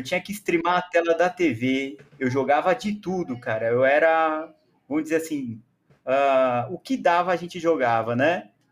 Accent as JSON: {"language": "Portuguese", "region": "São Paulo", "country": "Brazil", "said": "eu trabalhei em escolas bilíngues aqui no, em São Paulo, sou de São Paulo"}